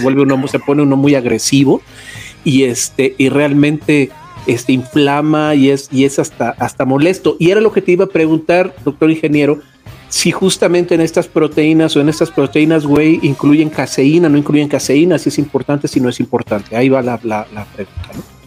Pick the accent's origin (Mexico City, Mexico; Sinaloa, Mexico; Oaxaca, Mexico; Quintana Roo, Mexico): Oaxaca, Mexico; yo soy de Oaxacanda, allá se comen mucho los chapulines